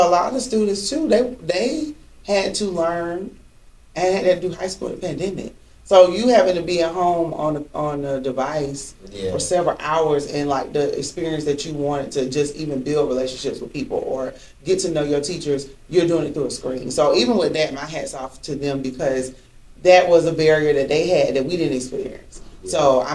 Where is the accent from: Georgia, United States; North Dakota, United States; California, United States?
Georgia, United States; I grew up old school, too, from the South. Mm-hmm. No, born and raised in Georgia